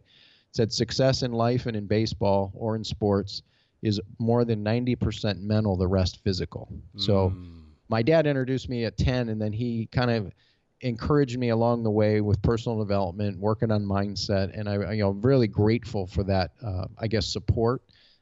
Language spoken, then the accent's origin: English; Detroit, Michigan, United States; now in Goodyear, Arizona, United States; Detroit, Michigan, off of Springwells and Verner Highway.